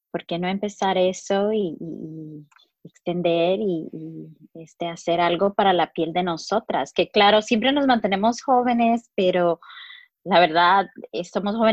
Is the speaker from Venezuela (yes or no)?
no; Chicago, Illinois, United States; also born or lived in Mexico; nací en, en México, pero mis padres ah, nos trajeron aquí. y fui criada en Chicago. soy la primera generación y de, latinos criados aquí, de, mexicanos.